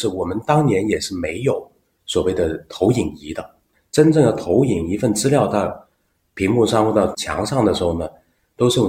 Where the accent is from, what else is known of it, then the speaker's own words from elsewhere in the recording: Guangzhou, Guangdong, China; accent: southern; now in Beijing, China; 我是土生土长广州人。